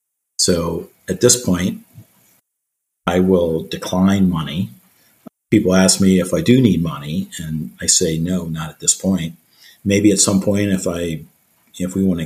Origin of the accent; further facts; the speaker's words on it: outside Philadelphia, Pennsylvania, United States; now in Annapolis, United States; I grew up outside Philadelphia